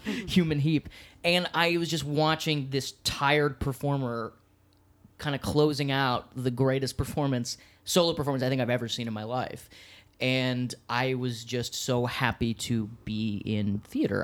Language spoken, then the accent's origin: English; Washington, District of Columbia, United States; now in New York City, United States; I'm from the great city of Washington, D.C., which is the nation's capital